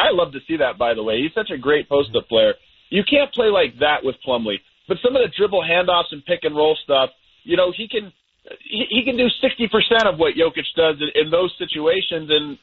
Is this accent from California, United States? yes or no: no; Thornton, Colorado, United States; growing up by Webster Lake